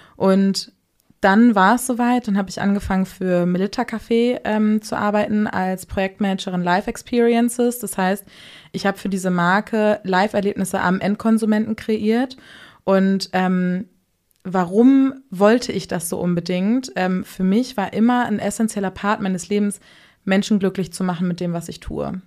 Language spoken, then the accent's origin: German; Hamburg, Germany; Bin gebürtige Hamburgerin, 27 Jahre alt.